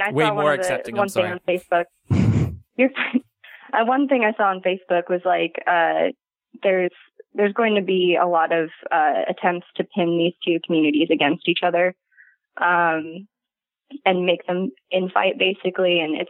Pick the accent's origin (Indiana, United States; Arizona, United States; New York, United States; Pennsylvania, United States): Indiana, United States; Indianapolis; No, I'm from Indianapolis.